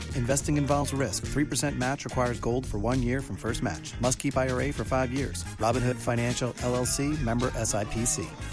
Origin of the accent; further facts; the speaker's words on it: South Texas, United States; now in California, United States; I'm originally from South Texas